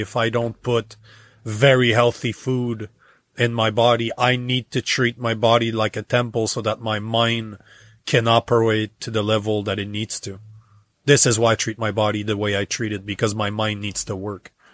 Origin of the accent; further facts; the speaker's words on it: Canada; moved away as an adult; now in United States; as a Canadian for thirty-five years